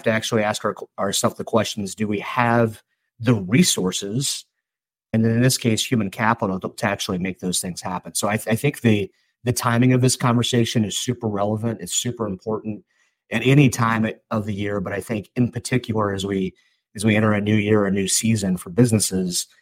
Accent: St. Louis, Missouri, United States; I'm from St. Louis and we're a baseball town

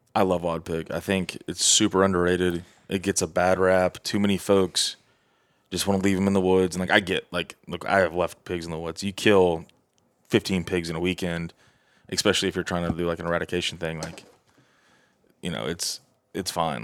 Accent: Southeast, United States; I'm from the Southeast

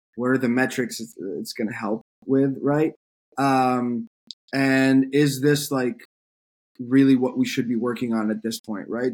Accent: France; moved away as an adult; now in United States; I grew up in France. Uh, I moved to the U.S. for college

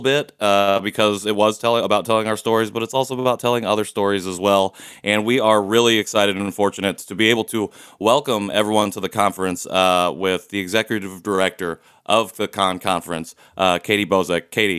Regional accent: Indiana, United States; also born or lived in Seoul, South Korea; I was born in 1990 in Seoul, adopted by an all-white family in Indiana, and I currently reside in Indianapolis.

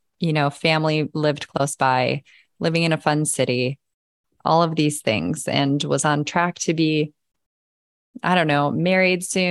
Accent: Midwest, United States; moved away as an adult; also born or lived in California; I was from the Midwest. I was going to stay in the Midwest till I died

